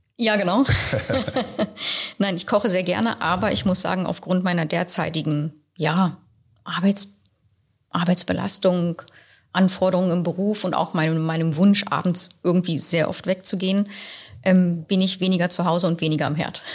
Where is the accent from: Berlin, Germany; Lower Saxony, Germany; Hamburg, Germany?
Berlin, Germany; ich bin mit sechs Wochen zugezogen. Also bin ich Berlinerin.